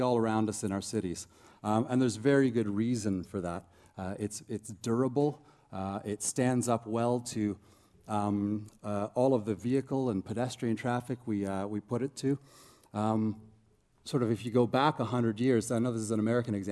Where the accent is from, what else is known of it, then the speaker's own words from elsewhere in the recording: Toronto, Ontario, Canada; moved away as an adult; now in Christchurch, New Zealand; I'm originally Canadian from Toronto area anyhow. I moved to Christchurch, New Zealand about 5 years ago to do my PhD